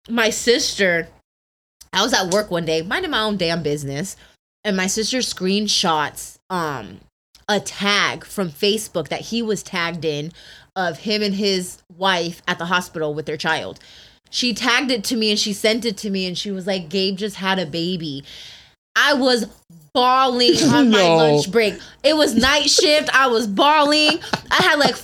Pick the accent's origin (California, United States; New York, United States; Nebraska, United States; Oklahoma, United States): California, United States; Poway; I grew up in Poway